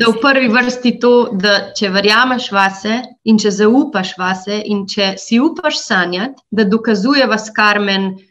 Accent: Slovenia; also born or lived in United States; smo odraščali v Minšu, v isti ulici

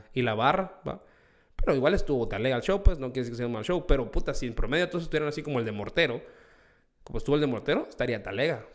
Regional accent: Guatemala; yo soy, sí, soy guatemalteco.

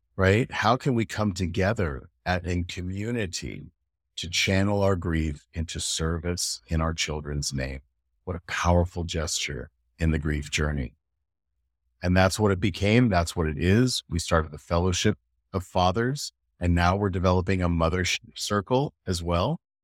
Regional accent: United States; moved away as an adult; also born or lived in United Kingdom; now in Europe; as an American

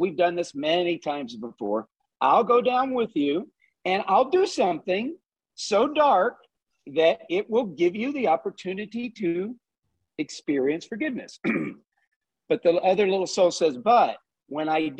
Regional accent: Southeast Texas, United States; I grew up in Southeast Texas.

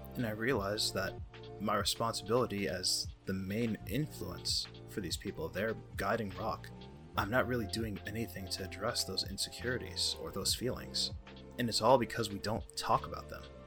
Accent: United States; I'm American

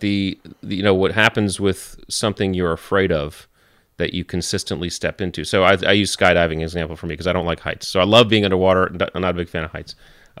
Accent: Connecticut, United States; So I grew up in Connecticut

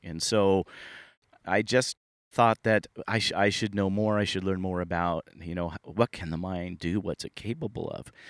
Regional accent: Sunnyvale, California, United States; I grew up in the Silicon Valley. I grew up in Sunnyvale, California.

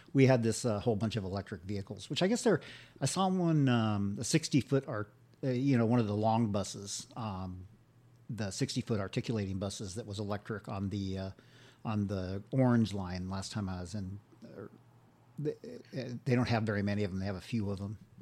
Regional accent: Santa Barbara, California, United States; I'm from Santa Barbara

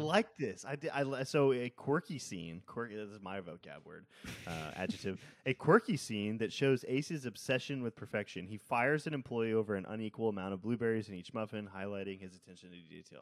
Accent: Seabrook, Texas, United States; I grew up in Seabrook, which is right next to Kima

